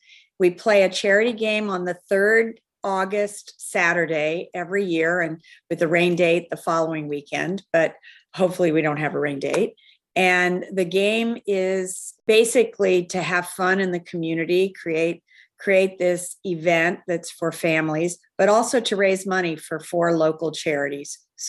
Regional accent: Vallejo, California, United States; moved away as an adult; now in New York, United States; I grew up in California

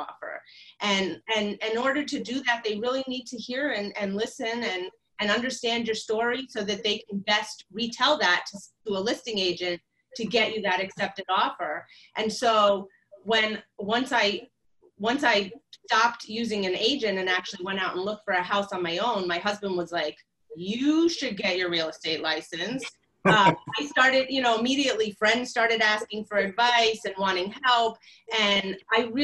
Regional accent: West Virginia, United States; now in Brooklyn, United States; I was born in West Virginia

